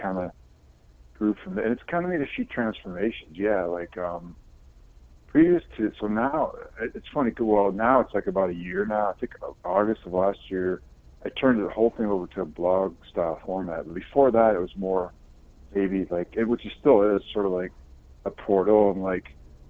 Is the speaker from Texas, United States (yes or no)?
no; Michigan, United States; moved away as an adult; now in San Francisco, United States; I'm from Michigan originally, but I've been living here inside of San Francisco since like 2010.